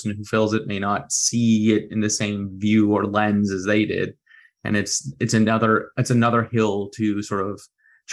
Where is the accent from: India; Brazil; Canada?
Canada; Dartmouth, Nova Scotia; I grew up in Dartmouth